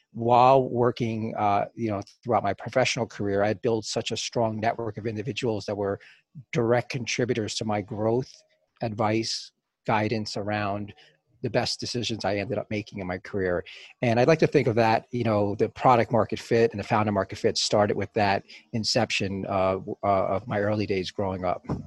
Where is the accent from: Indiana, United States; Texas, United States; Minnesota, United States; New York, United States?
New York, United States; New York City; growing up in the Bronx uh, in the early 70s